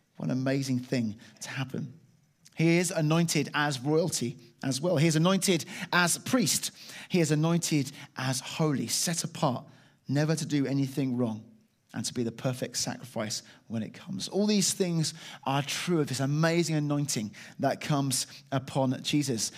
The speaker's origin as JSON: {"language": "English", "town": "Chalfont St Peter", "region": "South East England", "country": "United Kingdom", "tie": "born or raised there", "said": "I was brought up in, uh, Chelfont, Saint Peter in Buckinghamshire"}